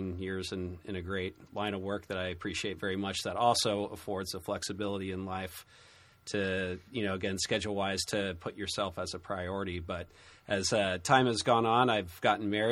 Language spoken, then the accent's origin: English; San Diego, California, United States; moved away as an adult; now in Santa Barbara, United States; I was born and raised in San Diego and North County area, Del Mar